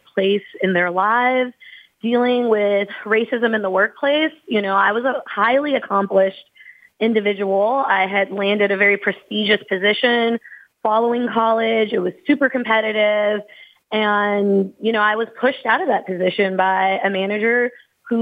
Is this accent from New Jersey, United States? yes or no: no; Louisville, Kentucky, United States; also born or lived in Southern California; I'm from Louisville, Kentucky, the home of Breonna Taylor